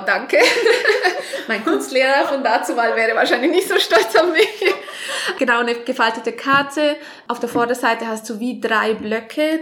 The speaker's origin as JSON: {"language": "German", "town": "Vaduz", "country": "Liechtenstein", "tie": "born or raised there", "also_born_or_lived": "Switzerland / Canada / Australia / Nice", "moved": "as an adult", "said": "Ich in Vaduz aufgewachsen, hier auch die ersten 19 Jahre gewohnt und seit dann aber eigentlich in der Schweiz."}